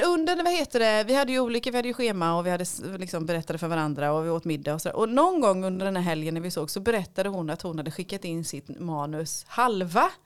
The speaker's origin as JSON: {"language": "Swedish", "town": "Lönneberga", "region": "Kalmar County", "country": "Sweden", "tie": "born or raised there", "said": "när jag växte upp i Lönneberga"}